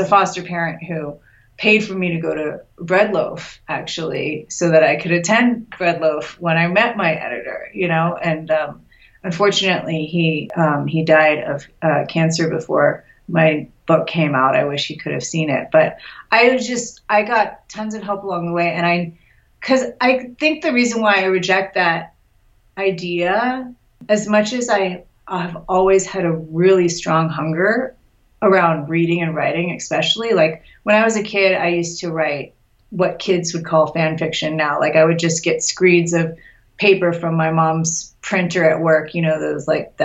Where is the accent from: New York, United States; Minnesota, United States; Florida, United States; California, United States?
California, United States; Los Angeles; I grew up in Los Angeles too